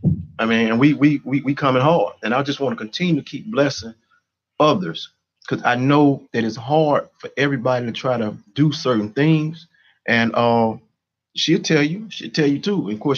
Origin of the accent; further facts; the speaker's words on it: Chicago, Illinois, United States; I grew up in Stateway Gardens.